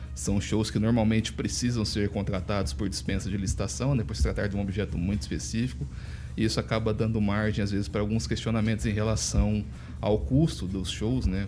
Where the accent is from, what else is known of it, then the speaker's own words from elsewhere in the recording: Nova Esperança, Paraná, Brazil; now in Ponta Grossa, Brazil; sou de New Hope